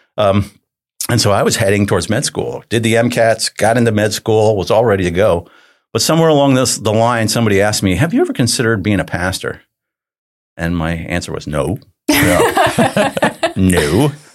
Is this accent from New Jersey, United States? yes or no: yes; New Jersey, United States; I grew up in New Jersey, so I'm a Jersey guy